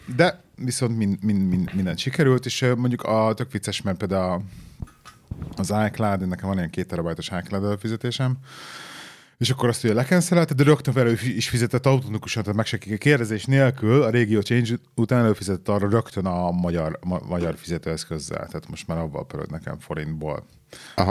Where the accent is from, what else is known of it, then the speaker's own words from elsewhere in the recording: Hungary; moved away; also born or lived in England; Amióta hazaköltöztünk Angliából, nekem azóta um, problémát okoz az, hogy két világ között élek.